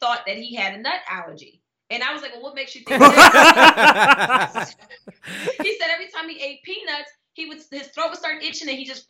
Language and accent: English; New Jersey, United States; I'm from New Jersey